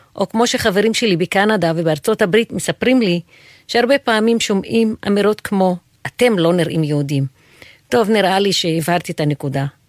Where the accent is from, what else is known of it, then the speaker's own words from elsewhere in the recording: Haifa, Haifa District, Israel; moved away as an adult; now in Jerusalem, Israel; נולדתי וגדלתי בעיר חיפה